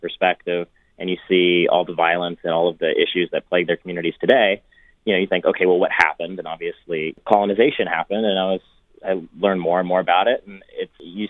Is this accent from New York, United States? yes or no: no; Laguna Beach, California, United States; We grew up in Laguna Beach